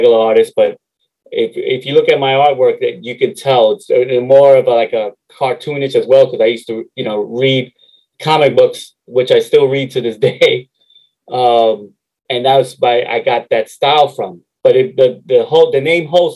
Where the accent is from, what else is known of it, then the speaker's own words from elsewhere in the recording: New York City, New York, United States; also born or lived in Harlem, New York / Queens, New York; I grew up in 174th and Southern Boulevard, mm-hmm. like right off Fairmont Avenue